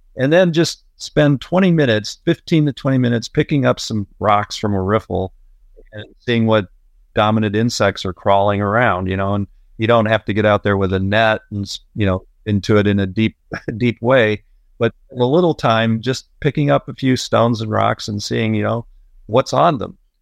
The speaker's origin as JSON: {"language": "English", "region": "Illinois", "country": "United States", "tie": "born or raised there", "moved": "as an adult", "said": "I grew up in a little farm town in Illinois"}